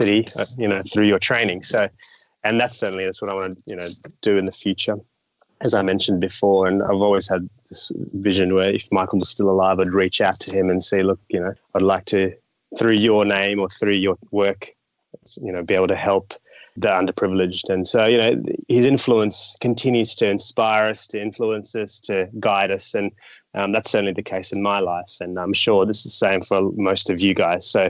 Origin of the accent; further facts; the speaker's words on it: Australia; I've grown overseas in Australia